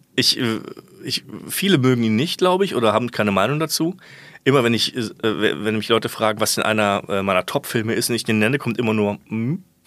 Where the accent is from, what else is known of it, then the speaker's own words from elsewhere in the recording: Germany; moved away as an adult; also born or lived in Kiel; ich komme aus der Voreifel.